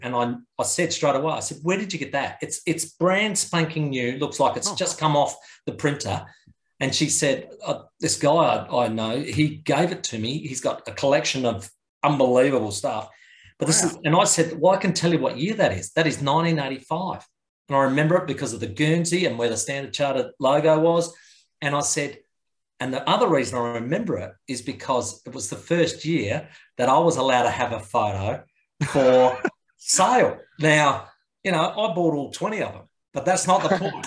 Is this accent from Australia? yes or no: yes; Adelaide, South Australia, Australia; we're from Mansfield Park